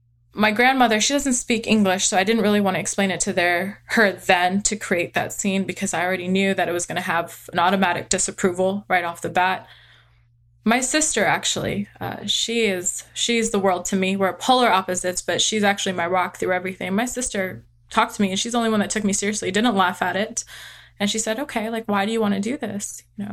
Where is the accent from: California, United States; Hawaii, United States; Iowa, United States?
California, United States; also born or lived in Texas; I do live, I've been living in Texas. I grew up in California, and my husband and I settled in Texas.